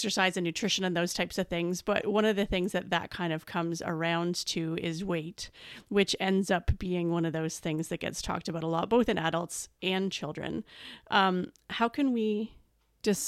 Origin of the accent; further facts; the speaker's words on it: Canada; I'm from Canada